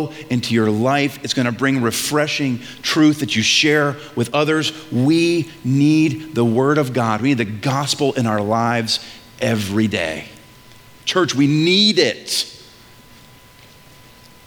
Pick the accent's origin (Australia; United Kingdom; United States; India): United States; New England; I'm from New England